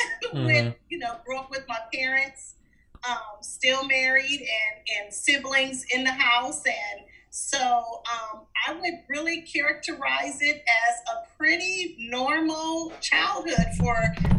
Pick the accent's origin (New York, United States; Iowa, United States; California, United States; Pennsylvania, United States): California, United States; Los Angeles; Oh, wow. It's interesting. I grew up at a time period. I grew up in the 70s.